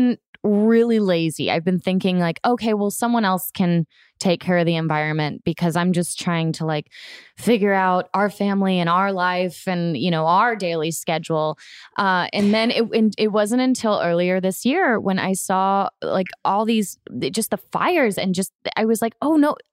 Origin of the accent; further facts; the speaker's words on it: Florida, United States; I grew up in Florida